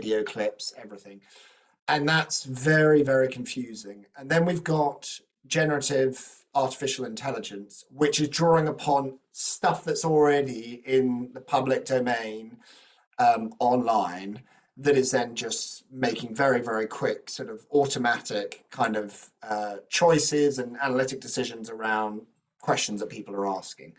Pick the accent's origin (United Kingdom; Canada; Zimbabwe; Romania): United Kingdom; I'm British